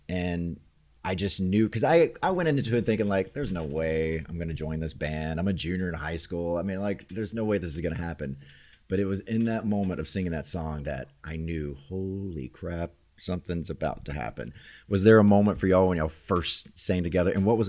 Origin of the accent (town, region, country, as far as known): the South, United States; accent: southern; also born or lived in Orlando, Florida